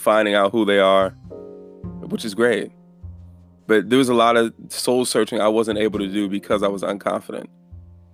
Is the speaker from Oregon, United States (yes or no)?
no; Chicago, Illinois, United States; growing up, where we grew up in Chicago, hearing gunshots and all that, there's a lot of fear